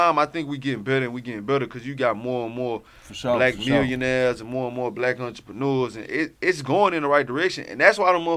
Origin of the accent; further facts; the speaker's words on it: Houston, Texas, United States; I come from Herm Clark